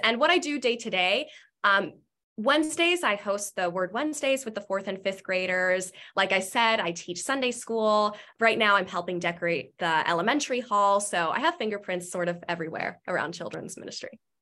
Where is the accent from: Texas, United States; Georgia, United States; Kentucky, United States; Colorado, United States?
Georgia, United States; Marietta; I grew up in Marietta, and I went to Wheeler High School